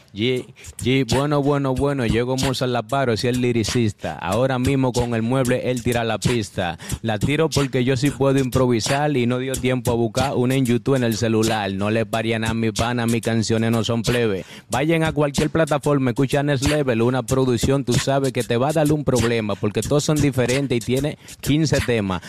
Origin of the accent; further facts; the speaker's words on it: Dominican Republic; también vengo de República Dominicana